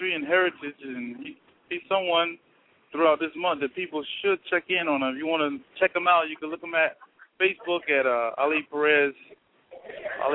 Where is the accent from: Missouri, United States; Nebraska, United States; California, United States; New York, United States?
New York, United States; White Plains; moved away; I'm going back to where I grew up at in White Plains, New York